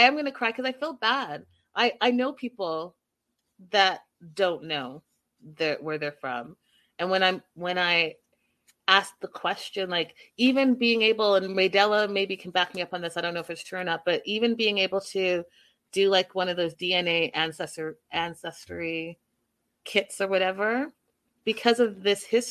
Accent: Canada; I'm from Canada, born and raised

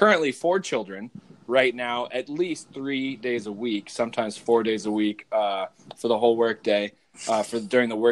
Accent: Arizona, United States; we were growing up in Arizona

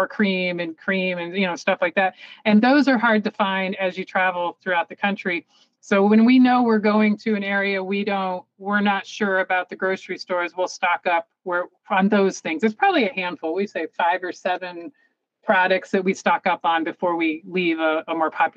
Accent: Tarpon Springs, Florida, United States; moved away; I grew up in Florida, in the Tarpon Springs area

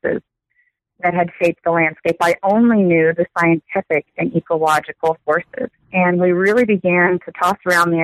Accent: Texas, United States; I grew up in Texas, so I've not traveled far

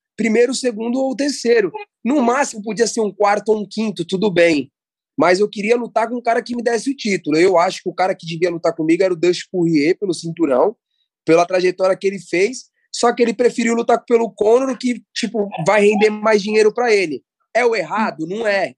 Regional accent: Brazil; a gente é brasileiro, já começa por aí, a gente é brasileiro

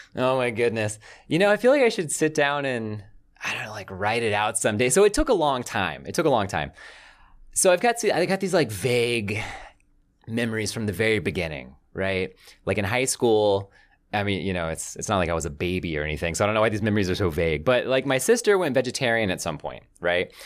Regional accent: the South, United States; I grew up in the South.

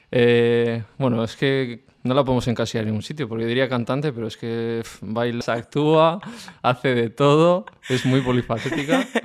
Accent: Basque Country, Spain; Que soy vasco, pero yo soy del Gran K de toda

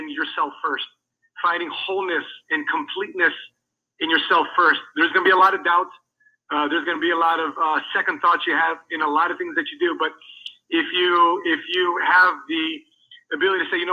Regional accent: United States; I'm Filipino, so I resonated with that. Raised in America

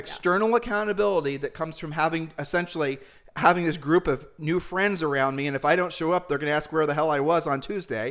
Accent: Ohio, United States; We're humble people from Ohio

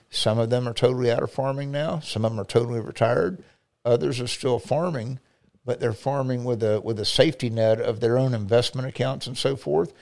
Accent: Highland City, Florida, United States; I grew up in South Lake on Highland City area

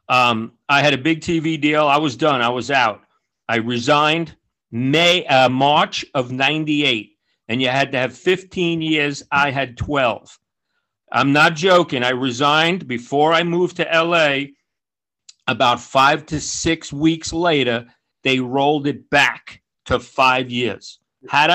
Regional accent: Woodmere, New York, United States; moved away as an adult; also born or lived in Queens, New York / Harriman, New York; I grew up in Long Island

